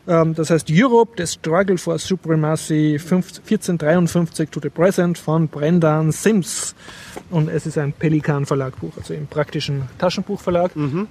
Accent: Austria; als Österreicher

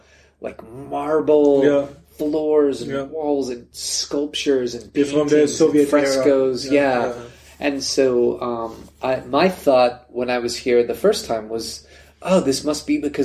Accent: United States; Almost like a minor celebrity as an American.

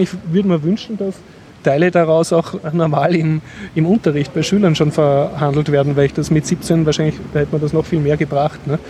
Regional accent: Austria; als Westler, als Österreicher, als Europäer

